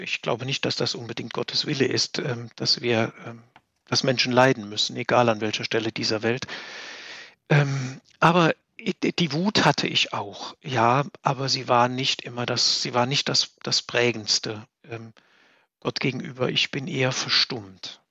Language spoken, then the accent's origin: German; Saarland, Germany; moved away as an adult; now in Bad Neuenahr-Ahrweiler, Germany; als unsere, als meine Heimat